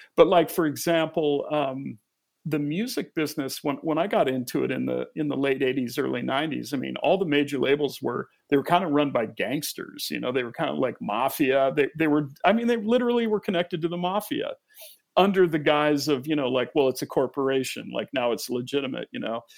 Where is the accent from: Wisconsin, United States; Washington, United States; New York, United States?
Washington, United States; Olympic Peninsula; my childhood growing up on the Olympic Peninsula